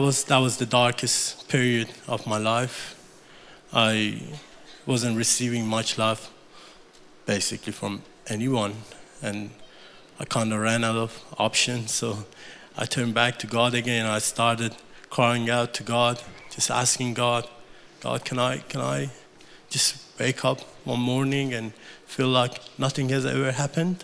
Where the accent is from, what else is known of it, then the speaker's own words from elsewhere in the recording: Iran; English is a second language; moved away as an adult; now in Australia; On April 1989, I was born in Iran to a fairly large Muslim family